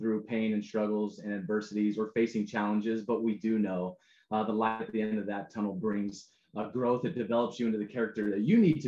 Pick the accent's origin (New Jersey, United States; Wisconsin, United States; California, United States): California, United States; San Diego; I was from San Diego.